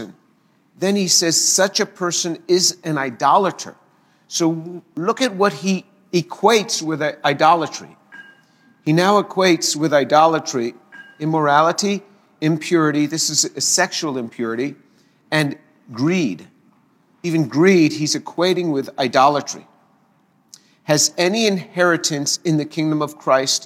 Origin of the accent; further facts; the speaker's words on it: the New York area, United States; I grew up in the New York area, and this is just the way we spoke